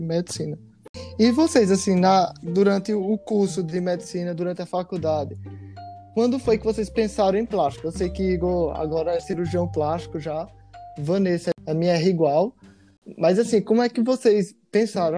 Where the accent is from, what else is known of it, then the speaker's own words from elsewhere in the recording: Paraíba, Brazil; moved away as an adult; now in Rio de Janeiro, Brazil; Vim direto da Paraíba pela primeira vez morando fora aqui no Rio de Janeiro. Eu já era cirurgião quando eu saí da Paraíba